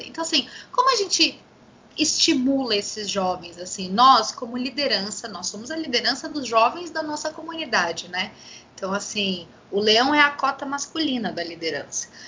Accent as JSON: {"language": "Portuguese", "country": "Brazil", "said": "nós enfrentamos como brasileiros"}